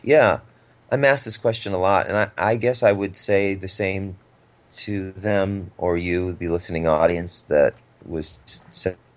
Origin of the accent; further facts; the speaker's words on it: Cleveland, Ohio, United States; now in Los Angeles, United States; I grew up in Cleveland